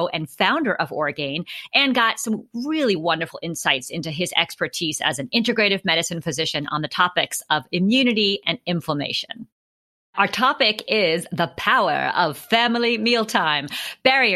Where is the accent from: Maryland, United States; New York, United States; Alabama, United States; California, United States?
New York, United States; New York City; now in Seattle, United States; growing up in New York City